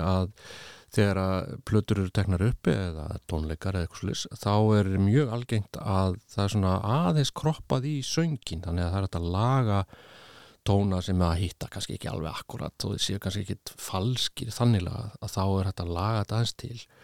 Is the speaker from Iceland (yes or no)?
yes; Iceland; now in Spain; ég var frá Íslandi